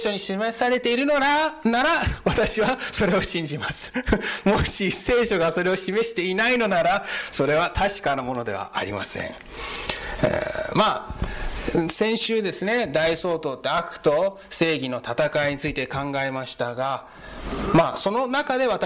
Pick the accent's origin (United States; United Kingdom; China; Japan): United States; で、あの、日系アメリカ人の3世です。あどういうことかというと、アメリカ生まれ、アメリカ育ちで、ひいおじいちゃんが日本からアメリカに行きまして、なので外見的には日本人に見えますが、中身はアメリカ人です。